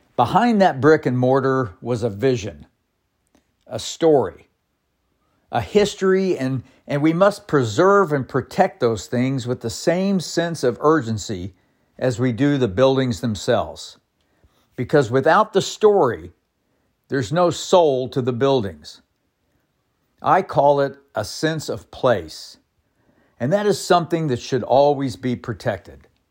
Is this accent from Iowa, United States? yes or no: no; Bartlesville, Oklahoma, United States; my hometown of Bartlesville